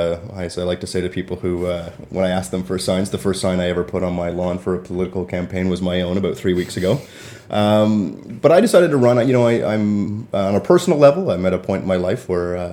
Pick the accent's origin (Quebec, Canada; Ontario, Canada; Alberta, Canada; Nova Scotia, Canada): Ontario, Canada; Toronto; now in Peterborough, Canada; I grew up in Toronto, and Toronto's a city of neighborhoods